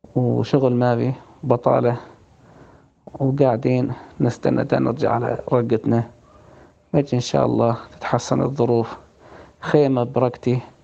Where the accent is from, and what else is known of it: Raqqa, Raqqa Governorate, Syria; moved away as an adult; also born or lived in Ain Issa; now in Tabqa, Syria